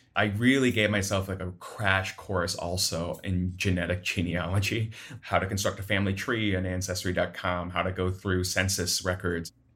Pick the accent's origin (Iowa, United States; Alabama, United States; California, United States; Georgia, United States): Iowa, United States; Sioux City; now in Chicago, United States; I am from Sioux City, Iowa, but I live in Chicago now